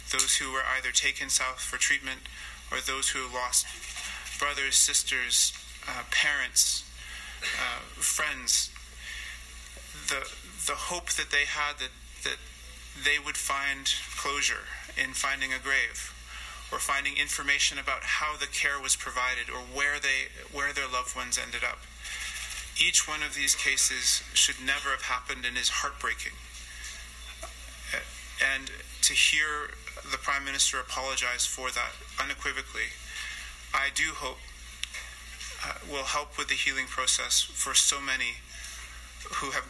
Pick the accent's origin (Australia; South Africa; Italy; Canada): Canada; Inuit Nunangat